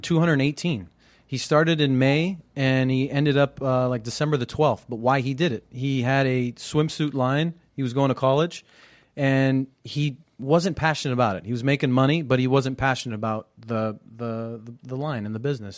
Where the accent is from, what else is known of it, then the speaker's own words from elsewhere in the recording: United States; I'm third generation born here